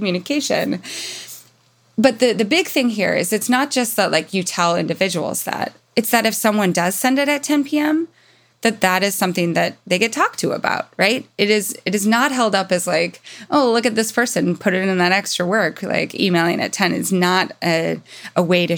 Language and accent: English; Mountain West, United States; growing up in the Mountain West